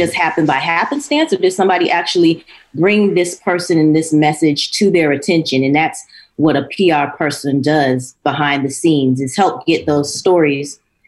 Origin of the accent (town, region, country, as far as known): Miami, Florida, United States; born or raised there